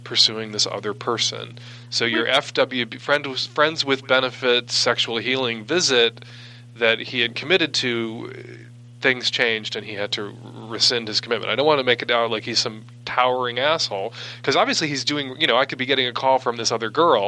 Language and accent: English; Midwest, United States; now in West Coast, United States; I live on the West Coast. I grew up in the Midwest